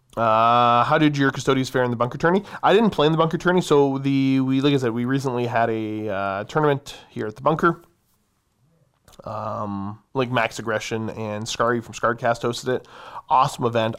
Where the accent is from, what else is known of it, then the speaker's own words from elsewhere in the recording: Canada; I am a firearms enthusiast of the Great North.